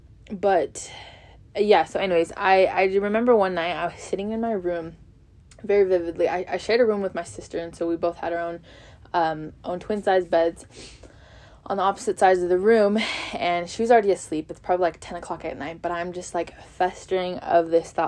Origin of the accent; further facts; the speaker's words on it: Las Vegas, Nevada, United States; moved away as an adult; now in Virginia, United States; I'm originally from Las Vegas, Nevada, and I currently attend Southern Virginia University.